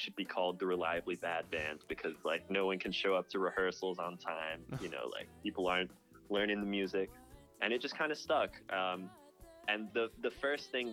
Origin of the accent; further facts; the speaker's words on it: Raleigh, North Carolina, United States; I'm from Raleigh, North Carolina